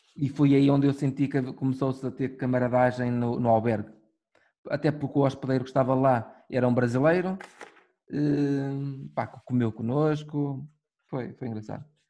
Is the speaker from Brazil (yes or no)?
no; Minho, Norte, Portugal; nós somos do, do Minho